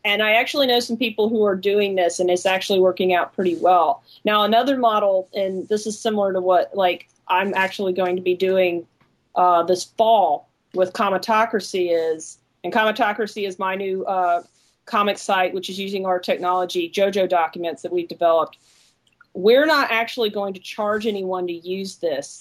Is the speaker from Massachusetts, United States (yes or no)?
no; Alabama, United States; I'm from Alabama